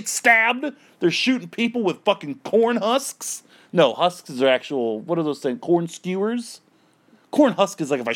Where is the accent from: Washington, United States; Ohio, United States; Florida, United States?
Florida, United States; Stuart; in my hometown of Stewart, we had like this dying indoor-outdoor mall